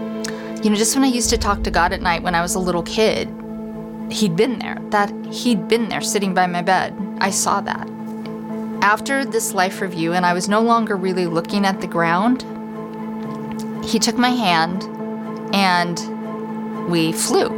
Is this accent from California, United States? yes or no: no; Council Bluffs, Iowa, United States; I grew up in Counts Bluffs, Iowa, in a Jewish family